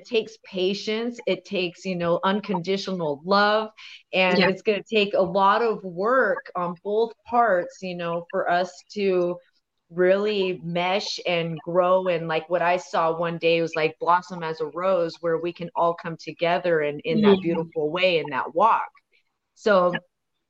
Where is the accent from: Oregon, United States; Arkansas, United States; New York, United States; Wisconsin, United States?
Oregon, United States; Portland; also born or lived in Fort Hall; I grew up here in Southeast Portland.